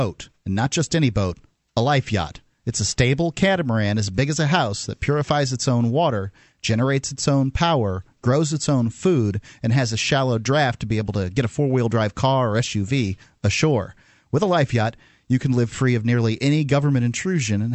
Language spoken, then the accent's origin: English; Florida, United States; moved away as an adult; now in New Hampshire, United States; I'm from Florida originally